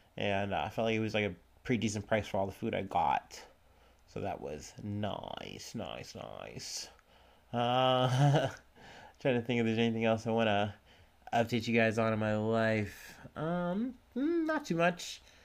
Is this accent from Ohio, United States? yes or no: yes; Cincinnati, Ohio, United States; I'm from Cincinnati